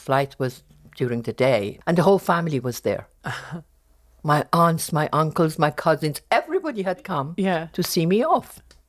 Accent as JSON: {"language": "English", "town": "Tehran", "region": "Tehran Province", "country": "Iran", "tie": "born there", "second_language": "English", "said": "I was born in Tehran. And I had two older brothers."}